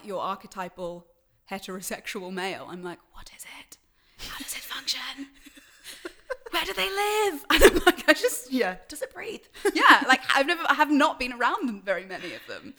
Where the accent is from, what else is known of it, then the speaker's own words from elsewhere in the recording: London, United Kingdom; also born or lived in New Zealand; I grew up in London and also a little bit of New Zealand